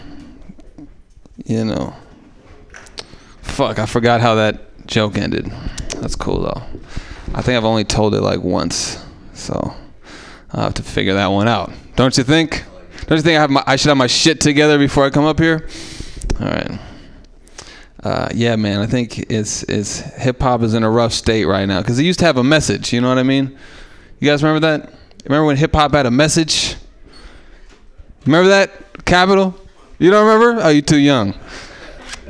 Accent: Oakland, California, United States; It was hard growing up in East Oakland as a white guy

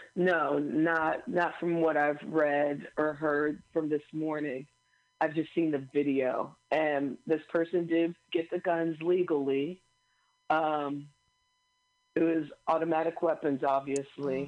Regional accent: Missouri, United States; moved away; also born or lived in Illinois; my home state of Missouri

